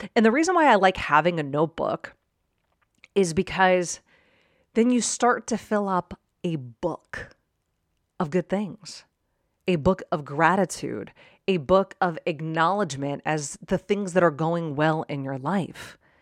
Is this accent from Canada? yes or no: no; Pittsburgh, Pennsylvania, United States; now in Arizona, United States; I grew up in Pittsburgh